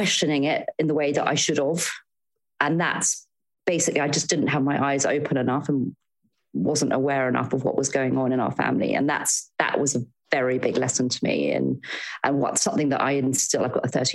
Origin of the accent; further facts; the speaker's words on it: Devon, South West England, United Kingdom; moved away as an adult; also born or lived in London; I'm from Devon originally. And my goodness, if you'd told my 18-year-old self that my 40-year-old self would be living back in Devon